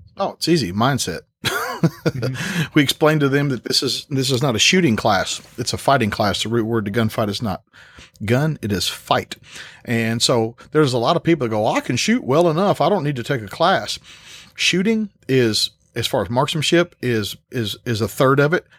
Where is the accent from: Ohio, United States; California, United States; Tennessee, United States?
Tennessee, United States; born and raised in Tennessee